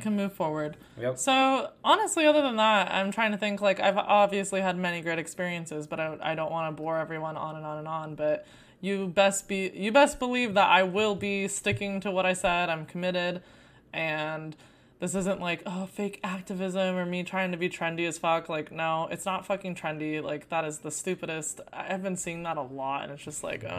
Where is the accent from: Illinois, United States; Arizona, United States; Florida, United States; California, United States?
Arizona, United States; I grew up in Arizona